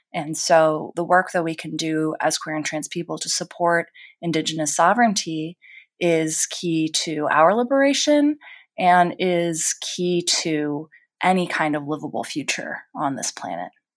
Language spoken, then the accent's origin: English; Silver Spring, Maryland, United States; I grew up in Silver Spring, Maryland